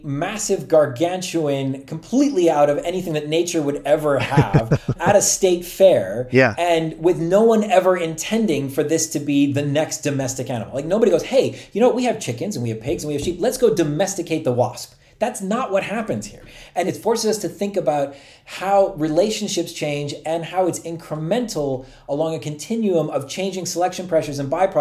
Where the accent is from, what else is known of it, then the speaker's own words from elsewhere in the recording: Turkey; moved away; When I was growing up in Turkey